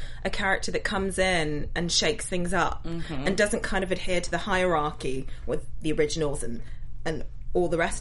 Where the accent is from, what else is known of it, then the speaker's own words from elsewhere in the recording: Plymouth, South West England, United Kingdom; moved away; I'm actually originally, well, my family are Nigerian, and I grew up in Devon in Plymouth, and so it's a bit more country